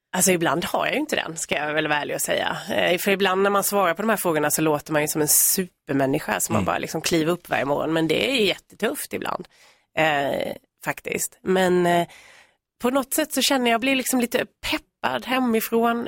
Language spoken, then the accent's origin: Swedish; Värnamo, Jönköping County, Sweden; moved away as an adult; now in Nacka, Sweden; vi kommer ju från Värnamo i Småland, både jag och min man. Eh, men vi har ju bott här i tio år